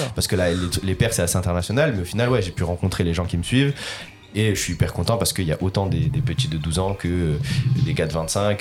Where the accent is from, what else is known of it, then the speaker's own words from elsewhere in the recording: Lille, Hauts-de-France, France; je suis originaire du Nord et je viens de Lille et j'habite encore euh, du côté de Lille.